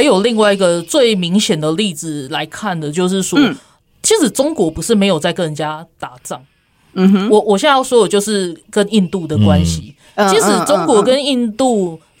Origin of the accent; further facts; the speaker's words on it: Taiwan; 所以所以也是告诉我们台湾人，就是说我们在讲我们自己准备好，不是开玩笑。